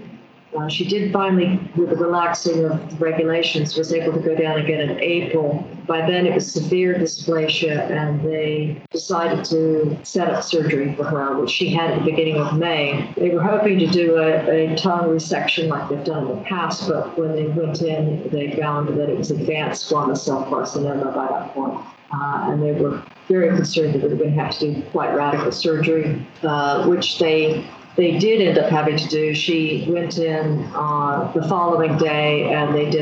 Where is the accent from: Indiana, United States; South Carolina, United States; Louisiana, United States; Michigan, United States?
South Carolina, United States; Greenville; moved away; We grew up in South Carolina in a town called Greenville, where my father moved there